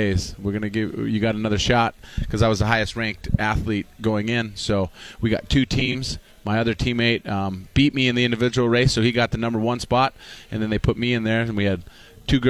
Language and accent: English; Upper Peninsula, Michigan, United States; I come from a 400-foot ski hill in the Upper Peninsula